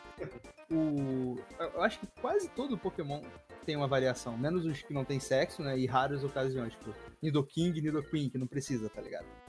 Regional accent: Rio de Janeiro, Brazil; eu, sou do Rio de Janeiro

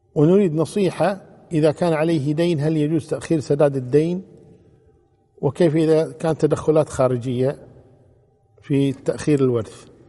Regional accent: Kuwait; عندنا في الكويت

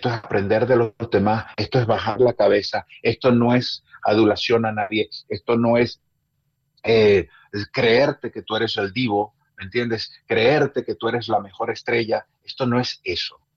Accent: Maracaibo, Zulia, Venezuela; born there; Cuando a mí me dicen, ¿de dónde eres? El regionalista dice de Maracaibo, yo digo de Venezuela, pero nací en Maracaibo.

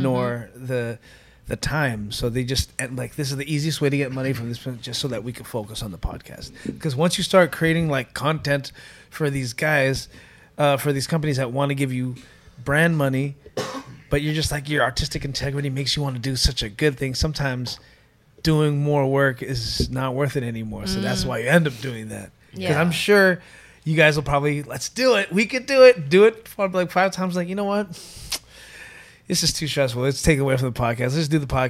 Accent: Toronto, Ontario, Canada; when I was growing up in Scarborough, I was half foot in church, half foot in the streets

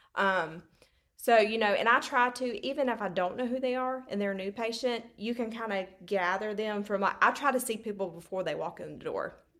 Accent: Hartford, Alabama, United States; accent: Southern belle drawl; I'm from Hartford, Alabama. And, um, I do have a Southern accent, that Southern, Southern belle drawl. Um, I have grew up in Hartford

